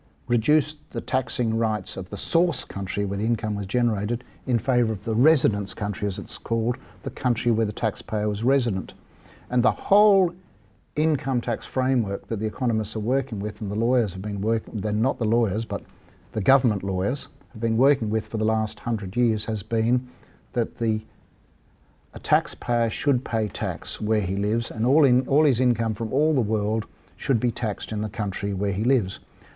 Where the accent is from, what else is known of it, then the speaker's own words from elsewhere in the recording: Ireland; They helped start the demise of the British Empire, and I'm Irish.